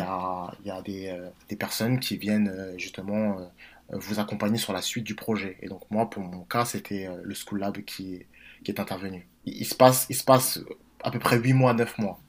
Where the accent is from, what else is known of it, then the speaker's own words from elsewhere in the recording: Villiers-le-Bel, Île-de-France, France; je suis originaire de Villers-le-Bel dans la région parisienne